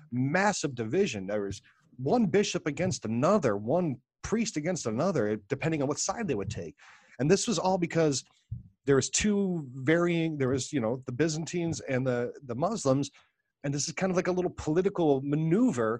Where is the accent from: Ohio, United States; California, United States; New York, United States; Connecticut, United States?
Ohio, United States; also born or lived in Augusta, Georgia; I grew up in Ohio, and then I lived in Augusta, Georgia for a few years growing up